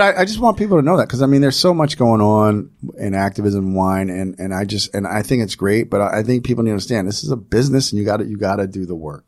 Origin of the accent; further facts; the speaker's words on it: New Jersey, United States; I grew up in New Jersey.